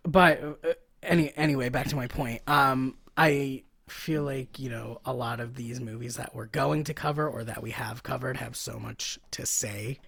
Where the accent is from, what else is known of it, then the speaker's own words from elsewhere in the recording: Philadelphia, Pennsylvania, United States; I'm from Philly. We don't go to New York